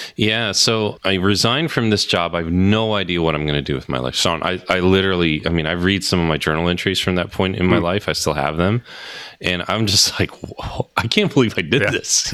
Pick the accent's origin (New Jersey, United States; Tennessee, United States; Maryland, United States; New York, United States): New Jersey, United States; I'm from Jersey